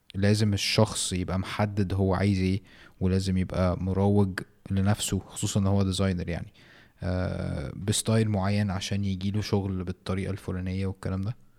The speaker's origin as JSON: {"language": "Arabic", "country": "Egypt", "said": "في مصر"}